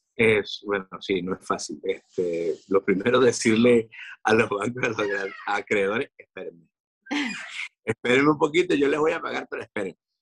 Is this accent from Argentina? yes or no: no; Venezuela; now in Madrid, Spain